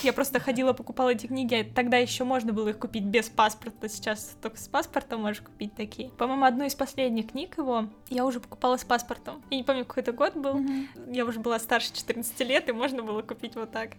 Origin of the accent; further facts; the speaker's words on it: Kemerovo, Kemerovo Oblast, Russia; moved away as an adult; now in Saint Petersburg, Russia; Я из Сибири, небольшого города Кемерово